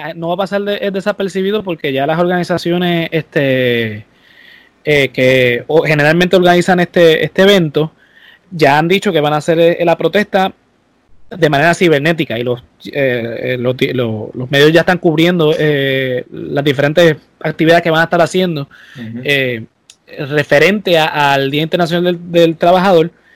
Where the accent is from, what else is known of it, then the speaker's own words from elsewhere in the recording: Puerto Rico; En Puerto Rico, como somos colonia estadounidense